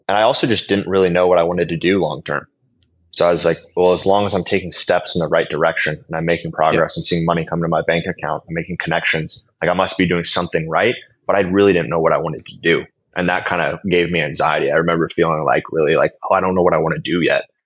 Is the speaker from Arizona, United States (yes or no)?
no; Billings, Montana, United States; moved away as an adult; now in Warsaw, Poland; I'm an American entrepreneur. I'm originally coming from Billings, Montana, way out west.